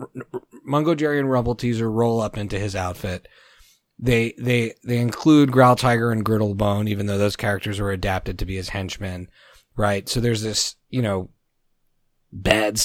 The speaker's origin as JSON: {"language": "English", "country": "Canada", "tie": "born or raised there", "said": "I grew up in Canada, so they force us to speak French"}